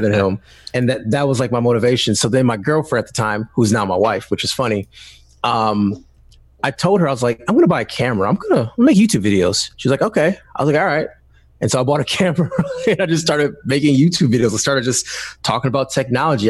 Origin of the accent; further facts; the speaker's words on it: Detroit, Michigan, United States; I'm from Detroit, Michigan. I still live in the area, not in Detroit right now, uh, but I'm still in Michigan